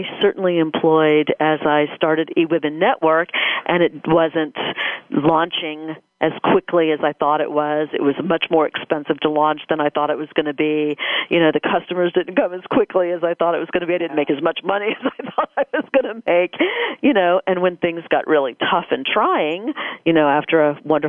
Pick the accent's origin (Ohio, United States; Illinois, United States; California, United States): Ohio, United States; Dayton; moved away as an adult; now in Dallas, United States; I grew up in Dayton, Ohio, the little D, to move much later in life to the big D, Dallas